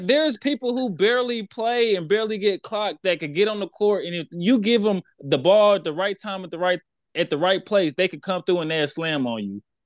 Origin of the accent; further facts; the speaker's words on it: Houston, Texas, United States; I'm from Houston